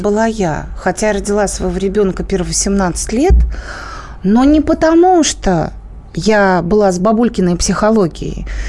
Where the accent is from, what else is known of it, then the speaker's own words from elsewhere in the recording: Moscow, Russia; я москвичка, я обожаю людей с московским выговором